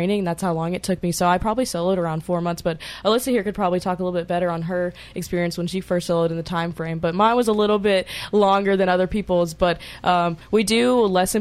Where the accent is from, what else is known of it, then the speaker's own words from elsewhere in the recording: Jackson, Tennessee, United States; I'm from West Tennessee, so Jackson, Tennessee